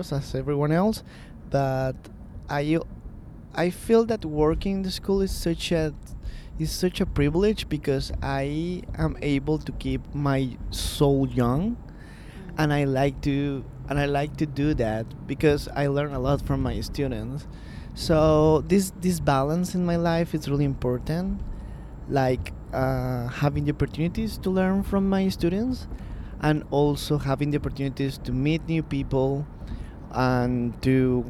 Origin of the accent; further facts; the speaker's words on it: Colombia; I was born in Colombia.